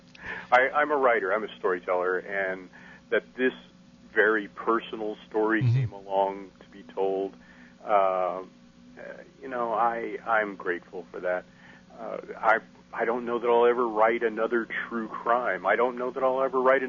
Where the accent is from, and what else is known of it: Casper, Wyoming, United States; born or raised there; now in Texas, United States